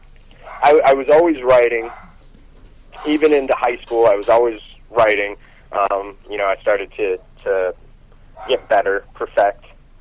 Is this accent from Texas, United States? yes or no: no; Warren, Pennsylvania, United States; And we went to Erie, Pennsylvania, which is about an hour and a half away from where I grew up in Warren, Pennsylvania.